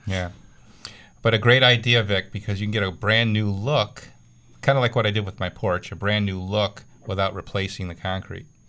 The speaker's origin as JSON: {"language": "English", "town": "Clarence", "region": "New York", "country": "United States", "tie": "born or raised there", "said": "Clarence, my hometown."}